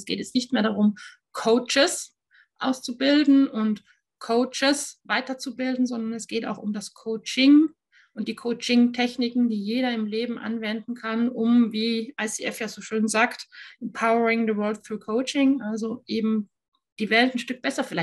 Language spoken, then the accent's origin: German; Austria; now in Germany; Und ich bin Österreicherin, die in Deutschland lebt und arbeitet.